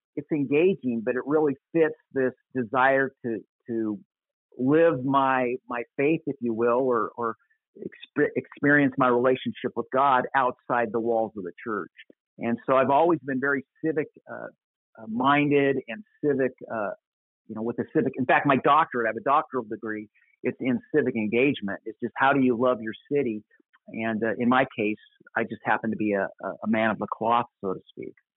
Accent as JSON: {"language": "English", "town": "Apple Valley", "region": "Minnesota", "country": "United States", "tie": "born or raised there", "moved": "as an adult", "lives_now": "Costa Mesa, United States", "said": "I grew up in Apple Valley, Minnesota, in my my high school and college years, which is a suburb of the Twin Cities"}